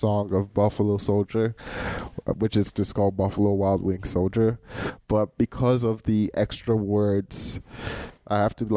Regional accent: Nigeria; moved away as an adult; now in United States; I grew up in Nigeria, and I went to boarding school at the age of 10

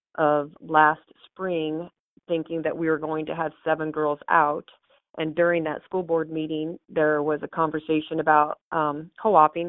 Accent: Tecumseh, Nebraska, United States; I was born in Tecumseh. Okay. Um, no, actually, I, I am from Tecumseh, so I'm from a, a small town.

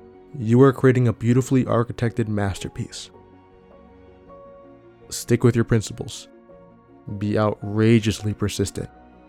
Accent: Detroit, Michigan, United States; I'm from Detroit. I don't like superficial things. I like how when a car is built, the metal bends.

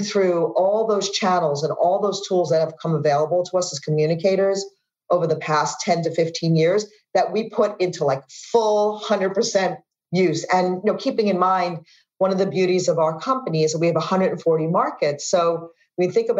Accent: New York, United States; moved away; as a New Yorker

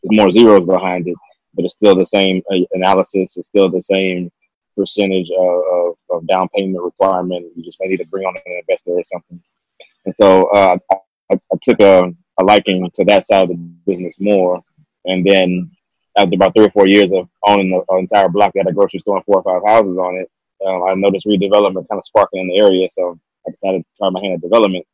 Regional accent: United States; also born or lived in Southeast Texas / Southeast Louisiana; Born and raised in Southeast Texas, Southeast Louisiana

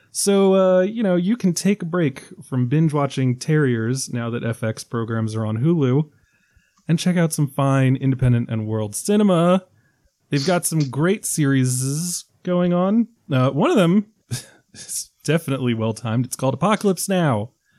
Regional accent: Ireland; As an Irishman

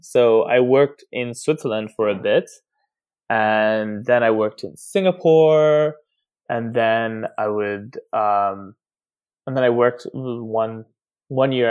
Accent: Nairobi, Kenya; now in Brooklyn, United States; I grew up in Nairobi, Kenya

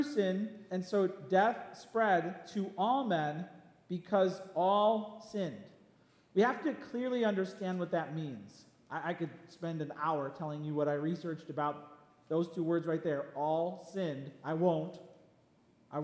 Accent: Palos Hills, Illinois, United States; When I was a kid, I grew up in Palos Hills

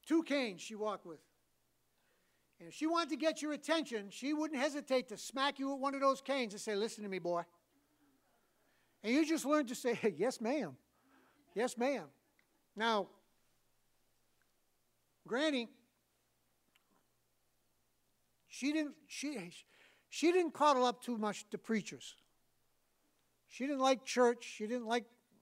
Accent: New England, United States; I'm from New England

